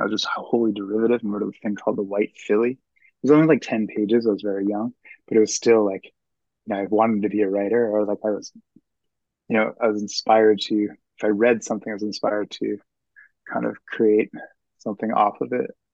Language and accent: English; Lawrenceville, New Jersey, United States; moved away as an adult; also born or lived in Philadelphia, Pennsylvania; I grew up in Lawrenceville, New Jersey, which is five miles outside of Princeton